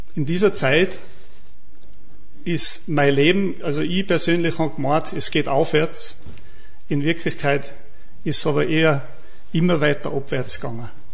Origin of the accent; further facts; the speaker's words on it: St. Martin bei Lofer, Salzburg, Austria; Ich bin aus dem Salzburgland, aus dem Pinzgau, vom Beruf Bankkaufmann